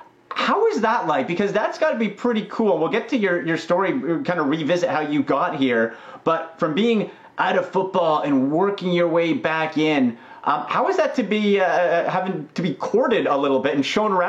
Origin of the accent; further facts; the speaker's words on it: Pickering, Ontario, Canada; I grew up in Pickering, and so Ajax and Pickering are right beside each other